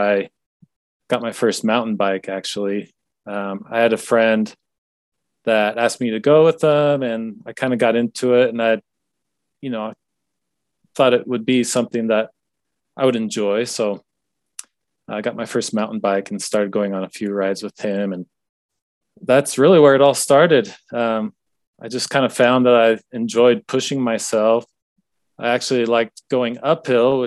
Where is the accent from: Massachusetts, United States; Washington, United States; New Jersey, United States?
Washington, United States; I grew up in Washington State, kind of out countryside.